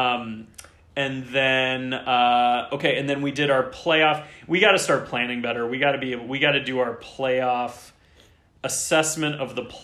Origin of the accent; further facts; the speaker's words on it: Ohio, United States; I'm a guy from Ohio